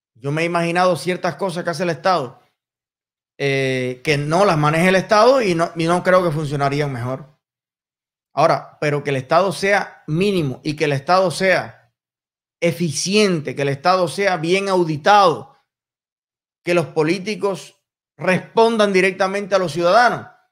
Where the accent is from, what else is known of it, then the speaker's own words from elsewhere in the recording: Cuba; en mi país en los campos de Cuba